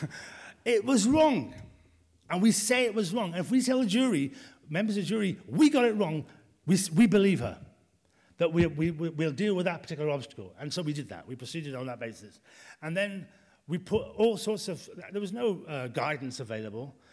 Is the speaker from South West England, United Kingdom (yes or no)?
no; Birmingham, West Midlands, United Kingdom; moved away; I'm from Birmingham, I don't want to go back there